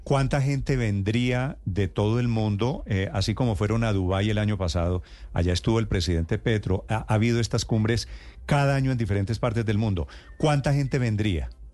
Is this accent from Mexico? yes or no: no; Bogotá, Bogotá Capital District, Colombia; yo soy bogotano